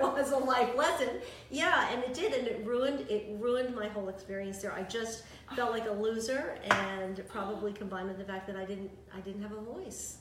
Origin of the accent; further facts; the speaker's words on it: New York City, New York, United States; also born or lived in Yonkers, New York; In the Bronx, and then we moved to Yonkers